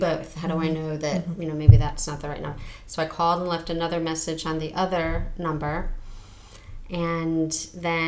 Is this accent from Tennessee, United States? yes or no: no; New Jersey, United States; moved away; the town I grew up in New Jersey, we did have a town historian